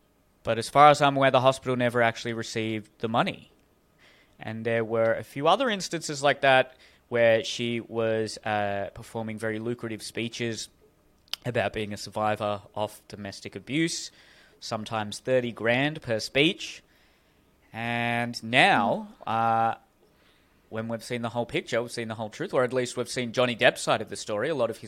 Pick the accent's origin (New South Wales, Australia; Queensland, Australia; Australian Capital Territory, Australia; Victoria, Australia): New South Wales, Australia; Hurstville; I grew up in Hurstville.